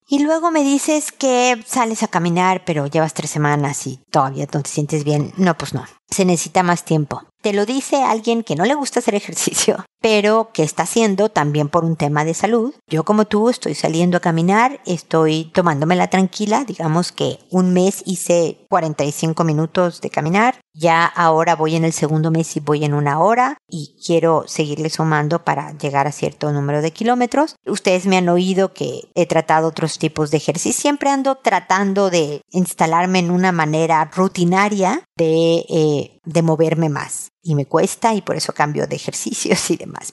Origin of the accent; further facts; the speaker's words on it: Mexico; accent: Mexican; moved away as an adult; now in Chile; una mexicana viviendo en Chile